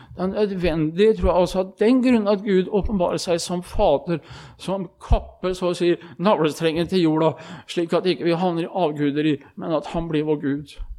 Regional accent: Østfold, Norway; hjemme i Østfold

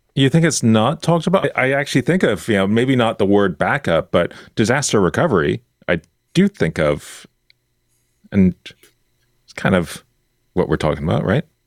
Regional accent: Key Biscayne, Florida, United States; I grew up near Miami on a little island called Key Biscayne

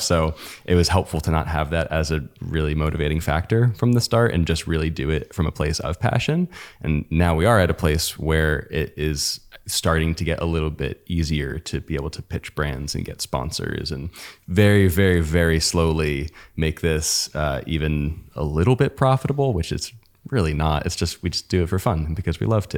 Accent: United States; we're American

